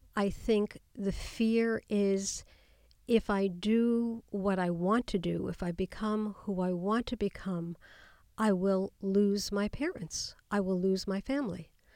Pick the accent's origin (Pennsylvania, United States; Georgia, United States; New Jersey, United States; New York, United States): New York, United States; New York City; growing up in Queens in New York, going to public school